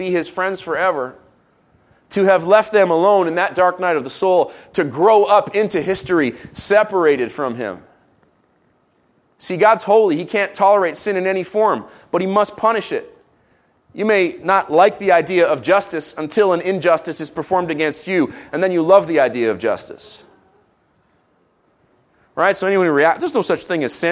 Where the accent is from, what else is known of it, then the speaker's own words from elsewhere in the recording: Jerusalem, Jerusalem District, Israel; moved away; I grew up in Jerusalem. I used to ride my BMX through the valley of Shaveh